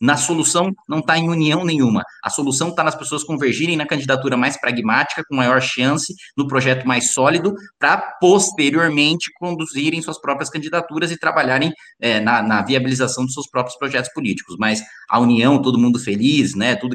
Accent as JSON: {"language": "Portuguese", "region": "interior of São Paulo", "country": "Brazil", "said": "Aqui eu sou o único caipira"}